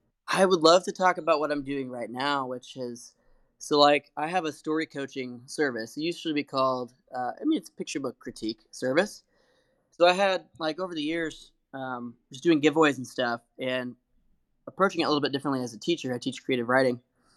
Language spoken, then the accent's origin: English; Liberty, Missouri, United States; He looked at the inside jacket and saw I was from Liberty, Missouri, which is just like it was like an hour and a half or 2 hours away from his town.